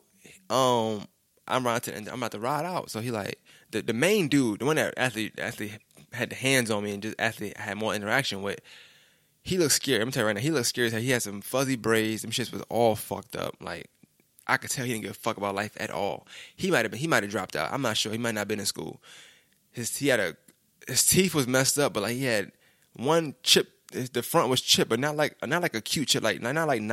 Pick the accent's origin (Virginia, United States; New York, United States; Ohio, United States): New York, United States; New York City; I'm really from New York